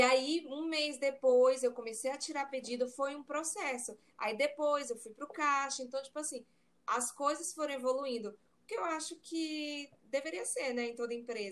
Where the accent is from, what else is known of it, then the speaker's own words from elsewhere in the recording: Maranhão, Brazil; also born or lived in Ireland; Eu sou maranhense